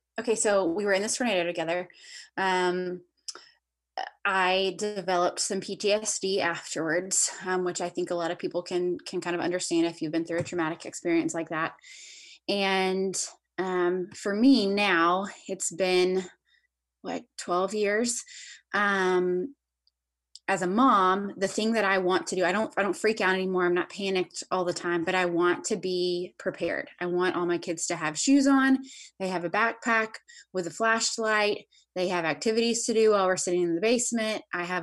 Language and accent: English; the South, United States; I grew up in the South. I grew up in a Christian family